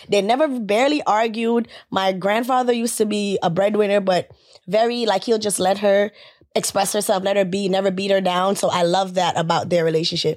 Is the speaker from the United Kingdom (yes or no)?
no; Jamaica; I'm Caribbean, I'm Jamaican, so mm-hmm. we lived in you know big you know big family settings